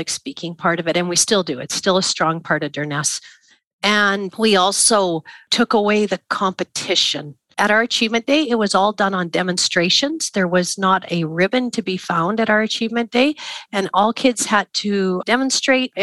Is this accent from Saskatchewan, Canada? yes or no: yes; Craven, Saskatchewan, Canada; I was from Craven, Saskatchewan